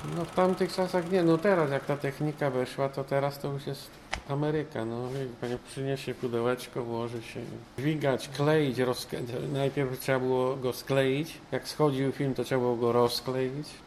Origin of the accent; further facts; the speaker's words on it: Poznań, Greater Poland, Poland; Ja jestem poznaniak. Moje początki z kinem zaczęły się właśnie w Poznaniu.